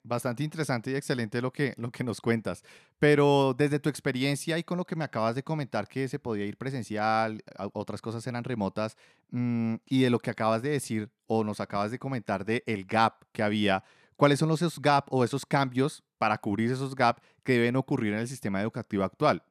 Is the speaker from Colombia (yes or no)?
yes; Colombia; yo soy colombiano